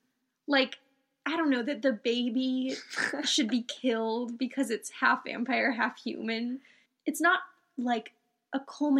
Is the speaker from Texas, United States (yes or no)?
no; New Mexico, United States; I guess I'm from New Mexico and I'm very pale.